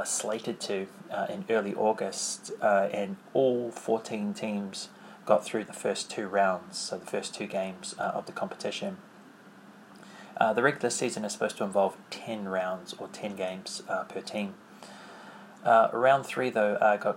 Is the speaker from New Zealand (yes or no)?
yes; New Zealand; accent: New Zealand